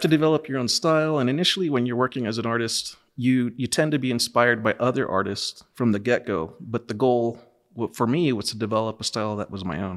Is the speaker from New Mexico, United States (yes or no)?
yes; Los Lunas, New Mexico, United States; I'm from Los Lunas, New Mexico.